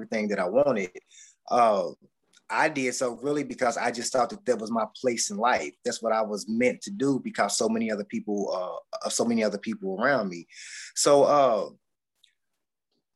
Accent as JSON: {"language": "English", "town": "Bowling Green", "region": "Kentucky", "country": "United States", "tie": "born or raised there", "said": "I'm from Bowling Green, Kentucky. I grew up in a household where my father was a bootlegger"}